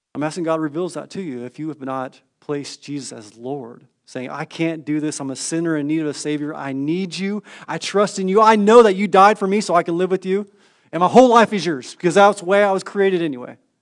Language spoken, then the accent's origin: English; Northern California, United States; moved away; I grew up in Northern California quite some time